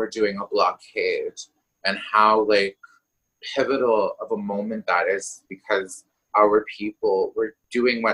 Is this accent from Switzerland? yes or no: no; York Factory First Nation, Northern Manitoba, Canada; now in Winnipeg, Canada; growing up in Northern Manitoba